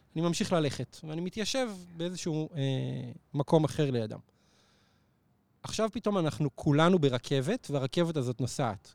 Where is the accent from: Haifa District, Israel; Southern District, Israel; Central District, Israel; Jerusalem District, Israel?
Central District, Israel; Neve Monosson; זה בנווה מונוסון, שזה היישוב שגדלתי בו